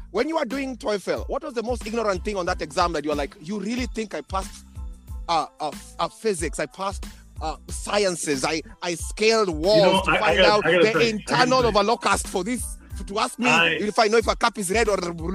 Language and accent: English; Kenya; moved away as an adult; now in United States; I think one of my biggest challenges when I came from Kenya, I went to Wichita State University in Kansas.